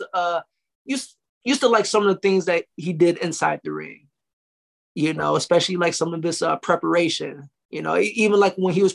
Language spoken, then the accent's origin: English; Muskegon, Michigan, United States; moved away as an adult; now in Las Vegas, United States; I grew up in Muskegon, Michigan